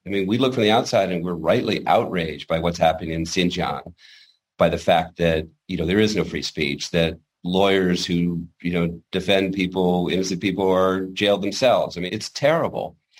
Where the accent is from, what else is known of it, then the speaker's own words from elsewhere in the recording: Washington, United States; growing up in Washington, my father was part of the Pentagon